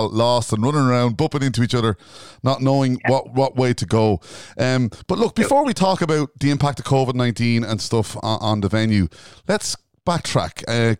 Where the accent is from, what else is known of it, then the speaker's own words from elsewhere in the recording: County Louth, Ireland; accent: Louth; Could I start off that with my Louth accent?